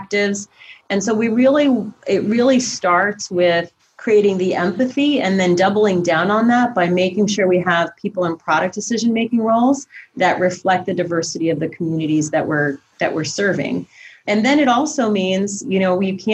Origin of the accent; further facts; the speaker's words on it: Eastern Ukraine, Ukraine; moved away; I'm a refugee from the former Soviet Union. I was born in Eastern Ukraine